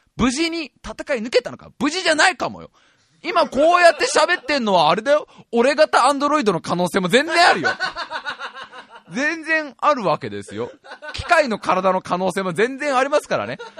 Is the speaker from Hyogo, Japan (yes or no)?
no; Tokorozawa, Saitama, Japan; 実家の埼玉県所沢から静岡まで